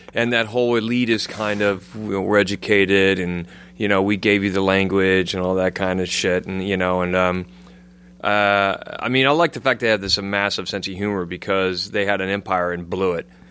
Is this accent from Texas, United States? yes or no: no; Coeur d'Alene, Idaho, United States; moved away as an adult; now in London, United Kingdom; I live in London. I'm from Coeur d'Alene, Idaho